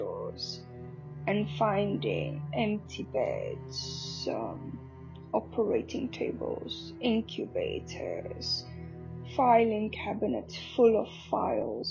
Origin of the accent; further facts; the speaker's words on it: South Africa; moved away; I'm all the way from South Africa